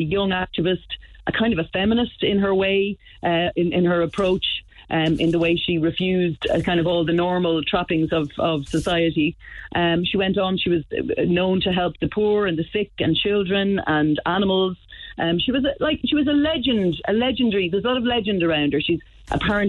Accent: near Kildare, Leinster, Ireland; I grew up near Kildare

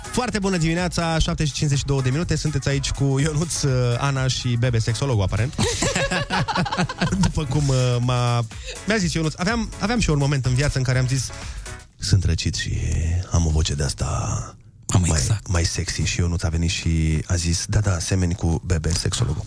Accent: Suceava, Suceava County, Romania; now in Bucharest, Romania; în primul an când m-am mutat în București din Suceava

